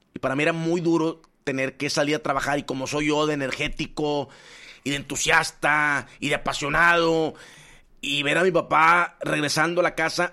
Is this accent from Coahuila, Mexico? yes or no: no; Nuevo León, Mexico; also born or lived in Puebla; yo llego de Puebla, yo crezco en Nuevo León